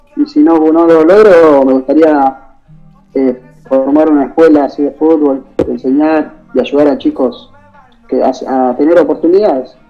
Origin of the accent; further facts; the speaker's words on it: Rosario, Santa Fe, Argentina; yo soy acá de Rosario